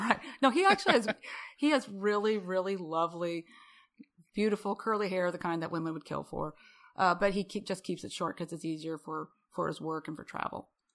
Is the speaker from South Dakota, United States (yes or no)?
yes; Rapid City, South Dakota, United States; now in Houston, United States; I'm from Rapid City.